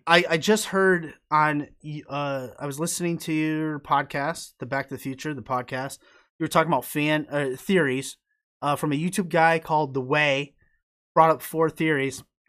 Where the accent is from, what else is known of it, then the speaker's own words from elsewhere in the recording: upstate New York, United States; My hometown is, it's in New York. It's in upstate New York, even farther than Albany, uh, nor, uh, it's, like, right on the border of Vermont